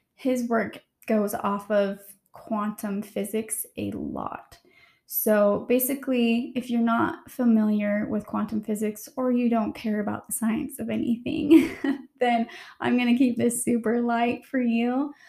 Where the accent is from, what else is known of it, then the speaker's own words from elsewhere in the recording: Utah, United States; growing up in Utah in a very religious um, state